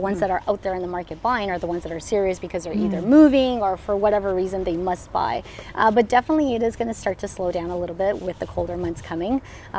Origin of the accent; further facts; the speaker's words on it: Colombia; English is a second language; now in Moncton, Canada; So we are from Colombia, and that was like a lot of my products. I wouldn't find them here. My mom actually moved with us as well.